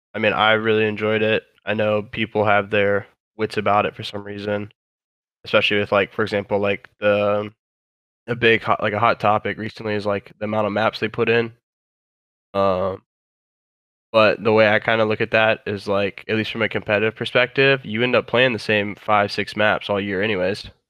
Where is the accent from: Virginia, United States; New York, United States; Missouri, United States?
Virginia, United States; I'm from Virginia